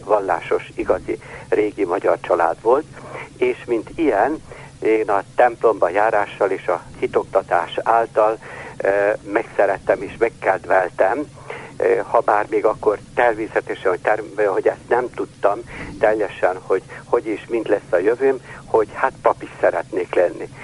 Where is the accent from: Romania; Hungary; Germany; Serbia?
Serbia; Kula, Vojvodina; now in Subotica, Serbia; Én anyai részről egy kulai